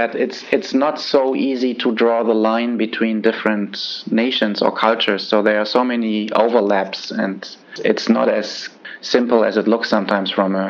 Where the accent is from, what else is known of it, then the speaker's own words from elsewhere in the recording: Germany; so I grew up in West Germany.